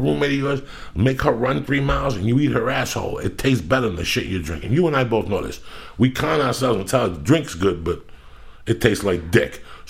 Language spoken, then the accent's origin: English; North Bergen, New Jersey, United States; I'm from North Bergen, New Jersey, dog.